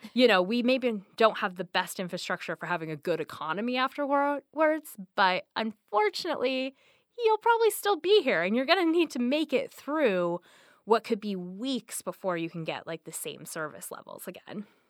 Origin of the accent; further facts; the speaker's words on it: the Northwest, Pacific Northwest, United States; now in Seattle, United States; I'm, I'm from the Northwest.